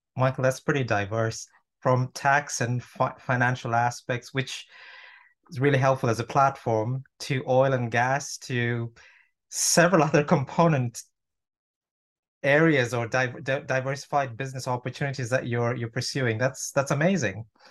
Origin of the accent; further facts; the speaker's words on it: Toronto, Ontario, Canada; now in United Kingdom; I'm actually from, from Toronto